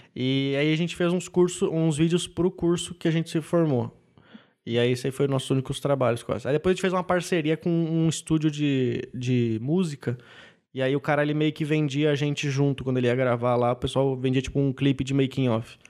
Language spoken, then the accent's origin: Portuguese; Canela, Rio Grande do Sul, Brazil; moved away as an adult; also born or lived in São Leopoldo; now in São Paulo, Brazil; morei 18 anos em Canela e depois fui para São Leopoldo fazer faculdade